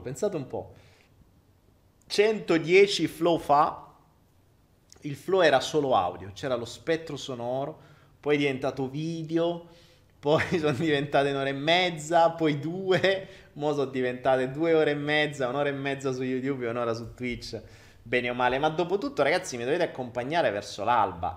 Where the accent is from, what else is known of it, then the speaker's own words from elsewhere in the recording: Foggia, Apulia, Italy; Io vengo dal sud, sono foggiano. E da noi a Foggia